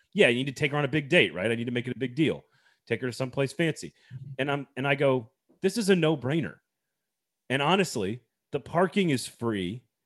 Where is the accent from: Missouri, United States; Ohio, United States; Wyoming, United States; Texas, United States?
Texas, United States; moved away; I lived in Texas, growing up in Texas